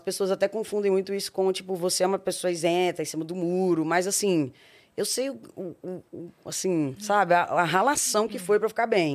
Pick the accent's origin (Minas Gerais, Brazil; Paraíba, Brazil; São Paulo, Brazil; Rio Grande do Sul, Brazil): Minas Gerais, Brazil; Belo Horizonte; also born or lived in Porto Seguro / Nanuque; sou nascida em Belo Horizonte, Minas Olha. Gerais a minha mãe, ela é do interior de Minas, né? Minha avó teve todas as minhas tias no interior de Minas, numa cidade que chama Nanuque, que é bem na divisa de, de Minas, Bahia e Espírito Santo ali. É... Eu morei 15 anos em Belo Horizonte